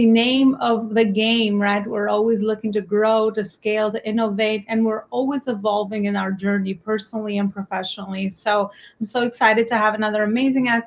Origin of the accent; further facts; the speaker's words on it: Albania; accent: Albanian; now in New York, United States; my native Albanian accent